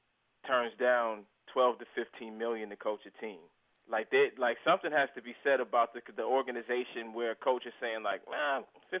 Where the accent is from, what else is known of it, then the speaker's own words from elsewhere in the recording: Buffalo, New York, United States; moved away; I'm back in my hometown, you know, and some people have been having clowning it lately, but all I know is that, you know, Buffalo is a world-class city these days